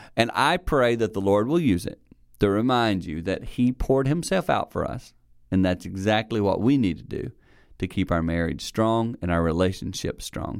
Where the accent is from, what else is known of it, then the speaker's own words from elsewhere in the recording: Six Mile, South Carolina, United States; I grew up in Six Mile, South Carolina. I grew up on a little farm